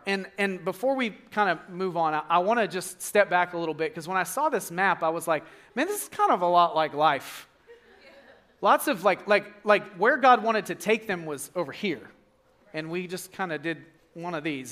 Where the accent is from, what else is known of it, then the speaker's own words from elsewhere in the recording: Arkansas, United States; I'm from Arkansas